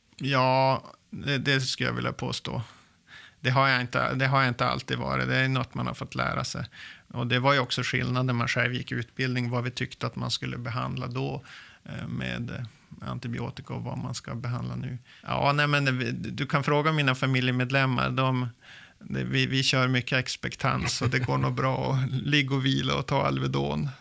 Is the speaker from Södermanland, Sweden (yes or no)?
no; Lycksele, Västerbotten County, Sweden; now in Umeå, Sweden; Jag är uppväxt i inlandet i Västerbotten, i lilla Lycksele